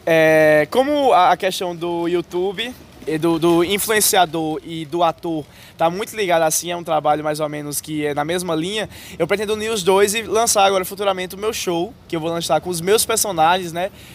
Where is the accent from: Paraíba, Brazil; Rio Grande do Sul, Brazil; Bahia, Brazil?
Paraíba, Brazil; Serra Branca; eu sou natural de Serra Branca, Paraíba, e todos os dias eu venho estudar aqui em Campina Grande